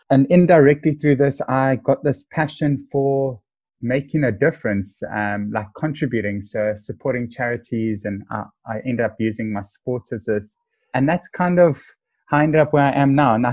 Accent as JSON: {"language": "English", "town": "Cape Town", "region": "Western Cape", "country": "South Africa", "said": "I am a young, proud South African. I'm currently 33. And um, I was born in Cape Town"}